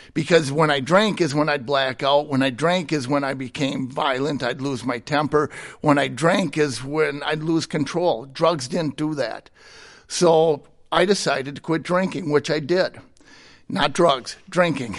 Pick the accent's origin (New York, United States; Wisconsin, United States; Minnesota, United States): Minnesota, United States; Hastings; Hastings, Minnesota